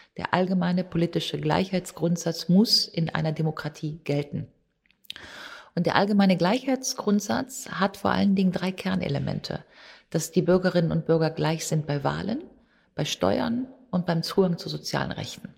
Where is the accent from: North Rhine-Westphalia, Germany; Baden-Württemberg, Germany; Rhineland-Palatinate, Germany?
North Rhine-Westphalia, Germany; Grevenbroich; ich geboren 1964 in Griffenbruch im Rheinland, ja, da würde ich im besten Fall sagen, wenn ich eine Identität oder eine Heimat habe, ist das wirklich Rheinland